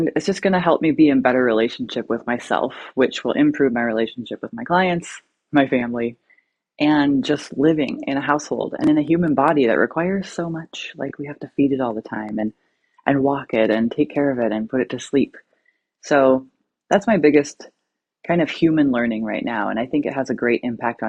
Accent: Alaska, United States; now in Oregon, United States; I'm from Alaska. I live in Oregon.

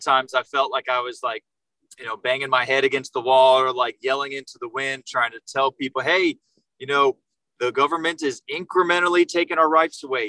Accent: Jacksonville, Florida, United States; now in Naples, United States; I was born and raised up in Jacksonville, Florida, and I moved down here to Naples in 2007

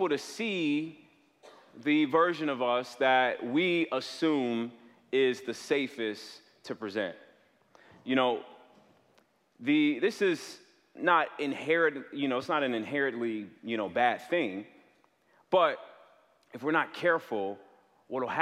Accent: south suburbs of Chicago, Illinois, United States; I'm from the south suburbs of Chicago.

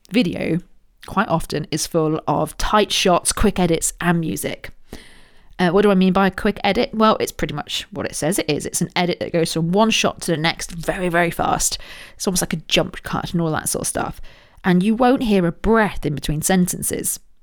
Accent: Royal Berkshire, South East England, United Kingdom; I was born in Royal Berkshire.

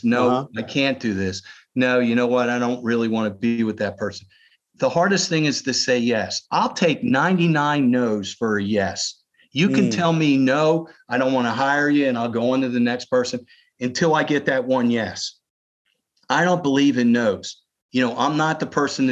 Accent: Philadelphia, Pennsylvania, United States; moved away as an adult; now in Columbia, United States; I'm born and bred in Philadelphia, Jewish guy

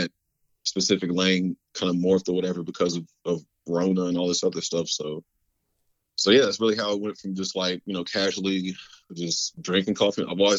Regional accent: Florida, United States; also born or lived in Dallas / Ohio; now in Texas; I was born in Dallas, raised in Florida, spent some time in Ohio, and pretty much been in Texas since, 2004 or something.

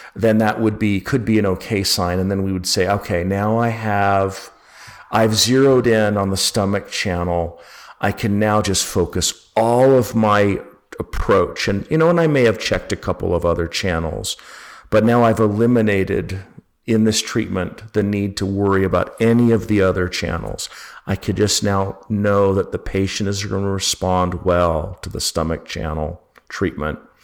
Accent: Utah, United States; also born or lived in Berkeley, California; now in Georgia, United States; I grew up in Utah

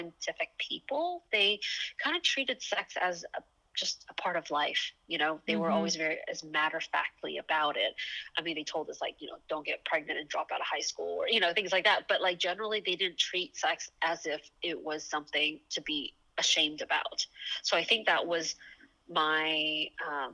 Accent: Atlanta, Georgia, United States; moved away as an adult; also born or lived in Taiwan; now in San Francisco, United States; I was born in Taiwan, and my whole family moved to the States when I was 6 years old. And I actually grew up in Atlanta, Georgia

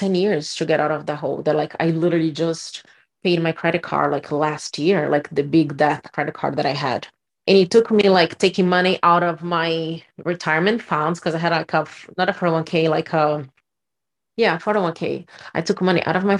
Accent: Brazil; moved away as an adult; I'm from Brazil and we don't have this concept of credit in Brazil, like it works here. So when I moved here, I was 22

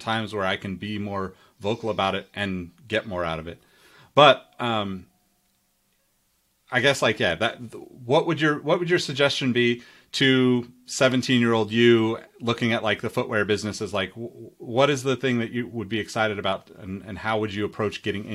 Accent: Sacramento, California, United States; growing up in Sacramento, like tomatoes here are like a huge thing

